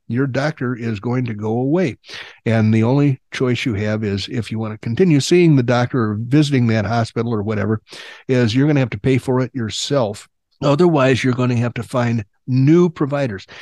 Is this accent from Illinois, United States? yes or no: yes; Illinois, United States; also born or lived in Oklahoma; now in Arizona, United States; I grew up in Illinois, not too far from Chicago